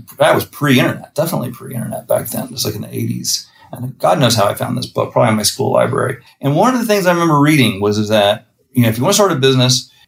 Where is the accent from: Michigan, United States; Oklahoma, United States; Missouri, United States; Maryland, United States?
Missouri, United States; moved away as an adult; now in New York, United States; I'm from Missouri